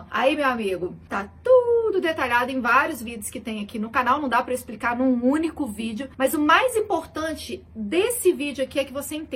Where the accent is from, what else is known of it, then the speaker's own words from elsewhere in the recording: Belo Horizonte, Minas Gerais, Brazil; Nos interior de Minas, eu não falo assim, não, sou de BH, gente, tô zoando.